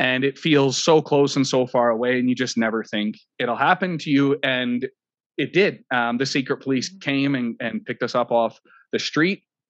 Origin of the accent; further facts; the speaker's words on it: Canada; I'm Canadian